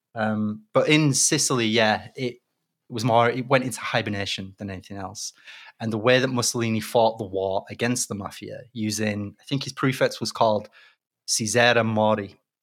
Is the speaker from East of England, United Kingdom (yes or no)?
no; Leeds, Yorkshire and the Humber, United Kingdom; moved away; I'm from Leeds originally